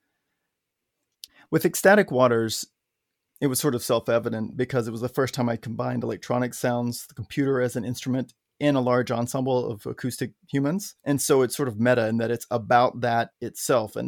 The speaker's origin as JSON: {"language": "English", "region": "Arkansas", "country": "United States", "tie": "born or raised there", "said": "growing up in Arkansas"}